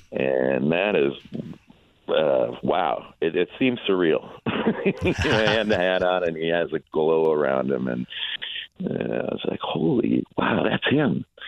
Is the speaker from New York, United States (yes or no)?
no; Minneapolis, Minnesota, United States; I'm from Minneapolis, so it's my hometown.